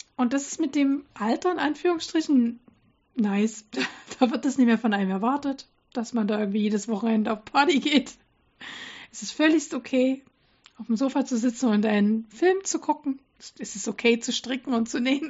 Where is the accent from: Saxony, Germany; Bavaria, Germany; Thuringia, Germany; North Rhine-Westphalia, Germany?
Saxony, Germany; Dresden; moved away; in Dresden, meine Ursprungsstadt äh, quasi, wo ich herkomme